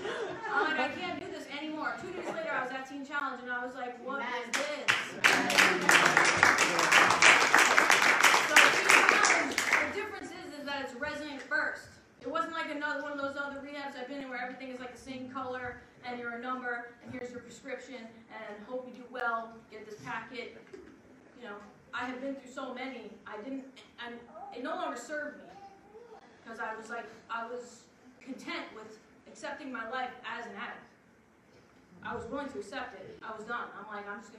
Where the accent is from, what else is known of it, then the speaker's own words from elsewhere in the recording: Long Island, New York, United States; I'm from Long Island, New York.